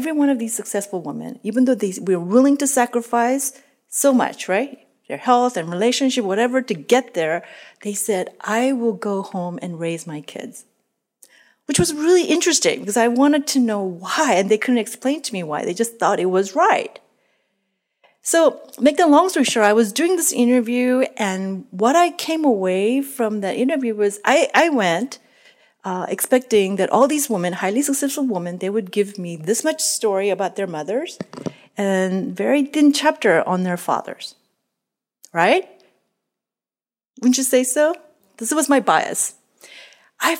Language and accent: English; South Korea; moved away; I grew up in Korea in a traditional home